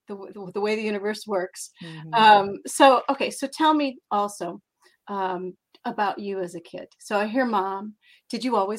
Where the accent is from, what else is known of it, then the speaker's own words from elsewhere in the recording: Iowa, United States; We grew up in Iowa.